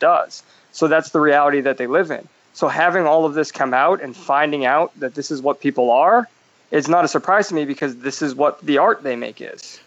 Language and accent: English; East Coast, United States; now in California, United States; I lived out in California. I grew up on the East Coast, and moving out here